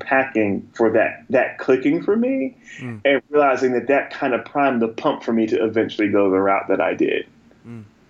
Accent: Asbury Park, New Jersey, United States; also born or lived in North Carolina / Montana; where I grew up. In Asbury Park, New Jersey, central, Jersey around there

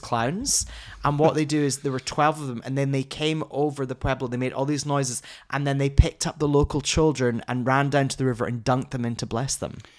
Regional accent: Scotland, United Kingdom; moved away; I'm Scottish.

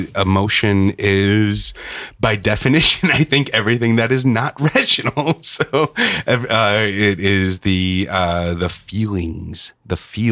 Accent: Chicago, Illinois, United States; moved away; also born or lived in Los Angeles; growing up in Chicago

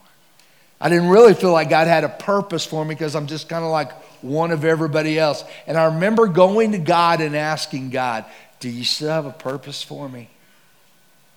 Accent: Texas, United States; I'm from Texas

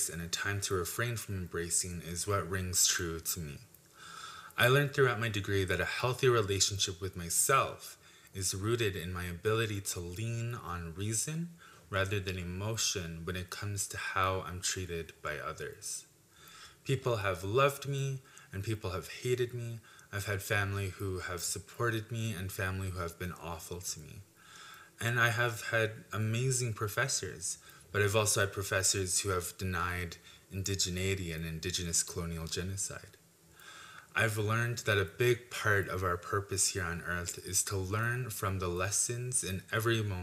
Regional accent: Alberta, Canada; I'm from the Piikani First Nation, and I just graduated with a Bachelor of Arts

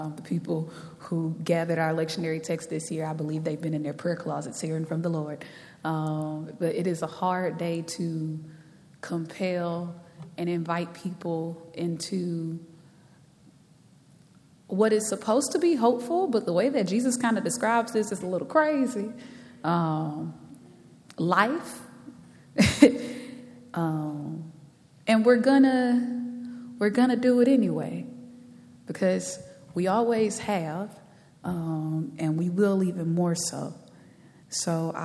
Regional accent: Galveston, Texas, United States; as a young girl growing up in Galveston, Texas

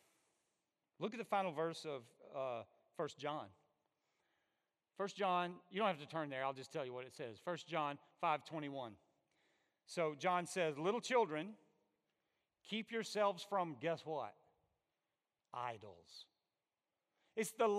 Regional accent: Alabama, United States; I'm from Alabama

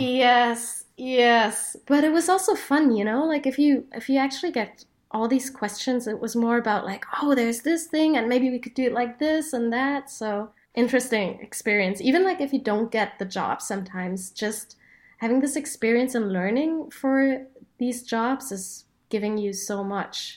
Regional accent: Berlin, Germany; my hometown

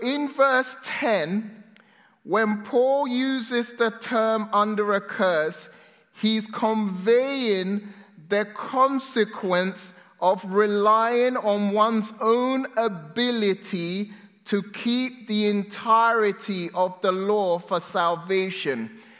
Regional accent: England, United Kingdom; also born or lived in Ghana; I was born in Ghana, West Africa, and I moved to England when I was 6-7 years old

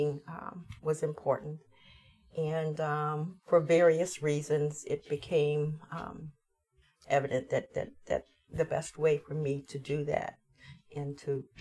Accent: Dayton, Ohio, United States; moved away as an adult; also born or lived in Kenya; now in Ithaca, United States; I'm from Dayton, Ohio.

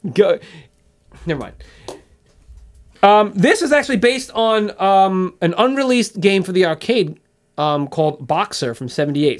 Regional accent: United States; I'm American

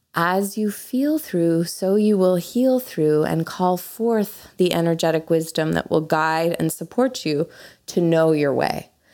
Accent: Canada; moved away; being Canadian

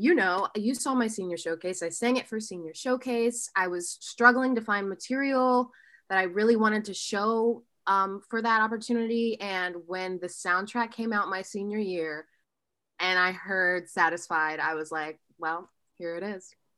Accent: Oxford, Ohio, United States; also born or lived in Columbus, Ohio; So I'm from a small town called Oxford, Ohio

